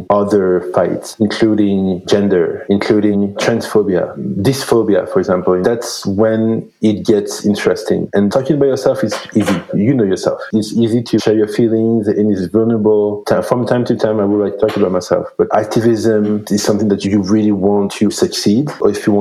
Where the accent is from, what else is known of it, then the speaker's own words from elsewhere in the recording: Belgium; moved away as an adult; now in Vancouver, Canada; I grew up in Belgium